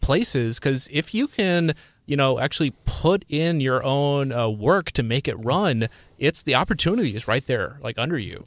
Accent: Cleveland, Ohio, United States; I'm from the Cleveland area

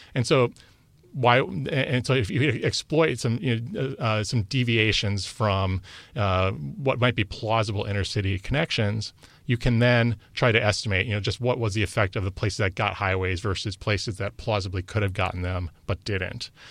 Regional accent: Wisconsin, United States; I'm from Wisconsin

